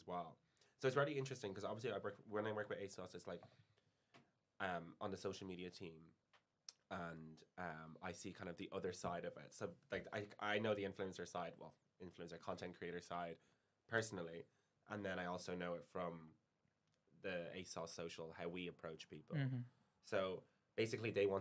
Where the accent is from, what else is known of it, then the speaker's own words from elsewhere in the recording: Ireland; moved away as an adult; now in London, United Kingdom; being Irish.